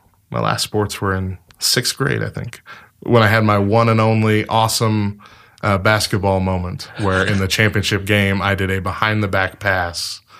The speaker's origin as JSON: {"language": "English", "town": "Clovis", "region": "New Mexico", "country": "United States", "tie": "born or raised there", "said": "We grew up together. Starting with Marshall Junior High School in Clovis, New Mexico"}